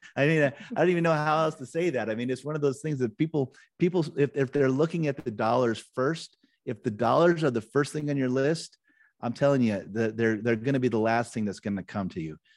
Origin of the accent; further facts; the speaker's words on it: Nebraska, United States; I grew up in Nebraska, so I was kind of a small town Nebraska kid growing up